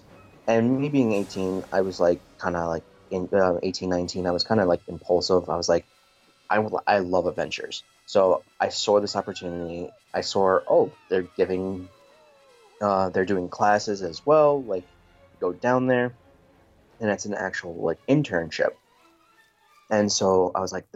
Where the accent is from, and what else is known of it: New York, United States